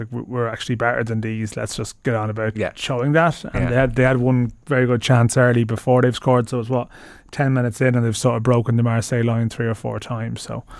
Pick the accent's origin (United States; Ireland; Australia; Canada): Ireland; as an Irish person